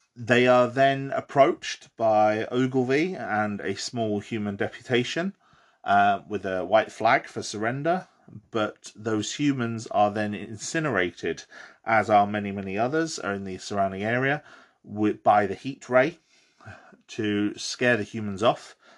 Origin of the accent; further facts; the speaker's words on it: Bromley, London, United Kingdom; I grew up in Bromley, Kent, in the southern, southeast of England